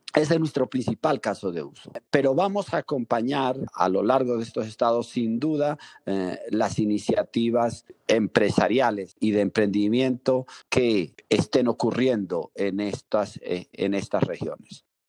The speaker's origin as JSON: {"language": "Spanish", "town": "Pueblo Llano", "region": "Mérida", "country": "Venezuela", "tie": "born or raised there", "moved": "yes", "said": "a mi pueblo natal. Yo nací en Pueblo Llano, Mérida, Venezuela, que es una comunidad rural"}